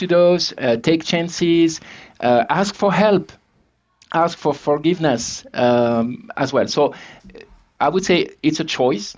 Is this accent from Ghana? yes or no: no; France; accent: French; first language French; English is a second language; moved away as an adult; also born or lived in Scotland / Barcelona, Spain; my accent, right? I'm French originally, was born in France, started my career in the public sector in France